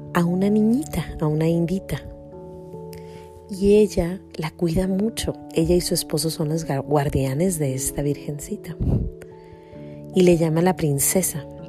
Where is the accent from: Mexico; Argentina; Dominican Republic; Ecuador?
Mexico; Jalisco; born or raised there; moved away